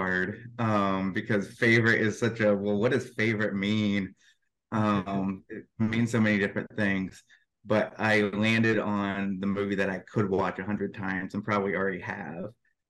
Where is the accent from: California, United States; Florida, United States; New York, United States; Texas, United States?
Texas, United States; Dallas; Yeah, I'm, born and raised in Dallas, Texas, and I currently reside in Texas.